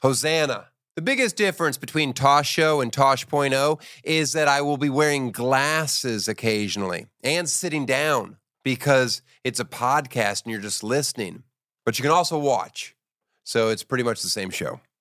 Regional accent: Boppard, Rhineland-Palatinate, Germany; moved away; I was born near Frankfurt, Germany, in Bopard. It's like an hour and a half west.

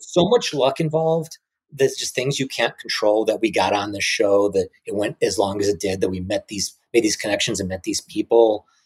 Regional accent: Chicago, Illinois, United States; moved away; I was from Chicago

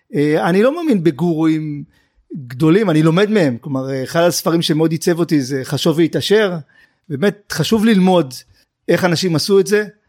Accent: Tel Aviv, Tel Aviv District, Israel; גדלתי אה, עם אימא שלי בדרום תל אביב

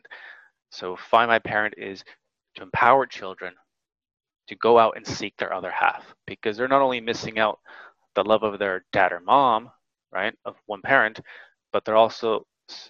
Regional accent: San Jose, California, United States; moved away as an adult; also born or lived in Japan; I grew up in San Jose, California, heart of the Silicon Valley.

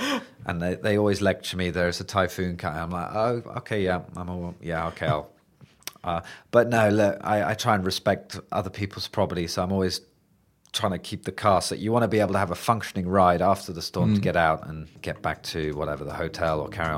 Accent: England, United Kingdom; being interested in just thunderstorms in England, which is where I grew up, which are pretty tame, as any British people would know.

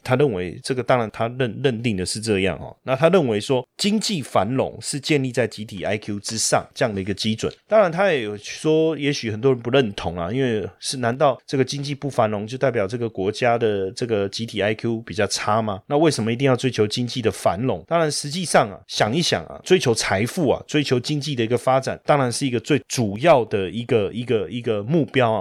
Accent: Taiwan; 我也是台湾的一份子

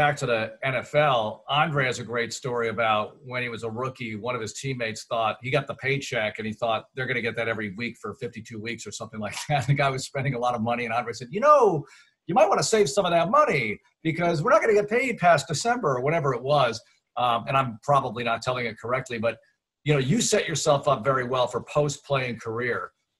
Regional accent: New York, United States; moved away; I grew up watching WABC in New York.

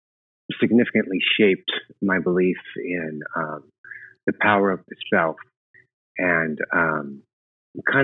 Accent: Southern California, United States; also born or lived in Long Beach, California / Orange County, California / Ventura, California; I was born in Long Beach, California, like you said, and we moved to Orange County, and I was there until, I want to say, around the fifth grade

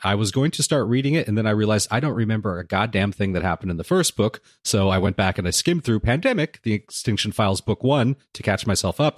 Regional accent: United States; my wife and I are both first generation American. Well, she's Canadian, I'm American.

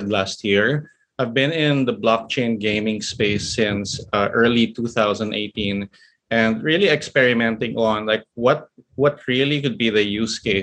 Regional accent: Philippines; here in my home country, the Philippines

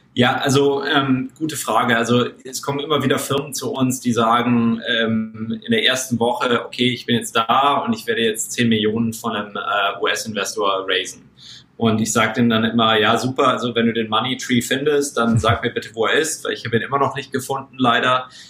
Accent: Munich, Bavaria, Germany; moved away; ich bin ursprünglich aus München, aus München und bin selber Mittelstandskind

